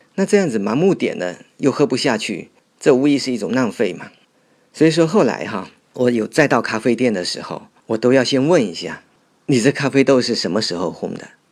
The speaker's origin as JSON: {"language": "Chinese", "town": "Fuzhou", "region": "Fujian", "country": "China", "tie": "born or raised there", "said": "我从小就是在这里长大的"}